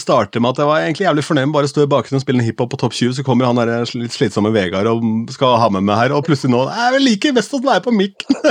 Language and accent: Norwegian; Askim, Østfold, Norway; moved away; hjemme i Askim, hvor jeg kom fra